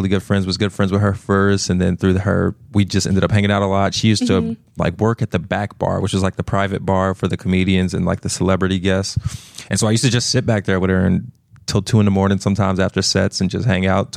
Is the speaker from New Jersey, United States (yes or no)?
yes; New Jersey, United States; moved away as an adult; also born or lived in Pittsburgh; I grew up in New Jersey